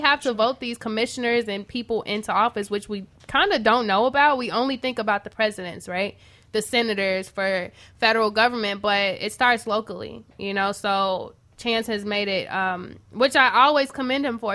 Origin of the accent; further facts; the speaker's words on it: Chicago, Illinois, United States; I'm from Chatham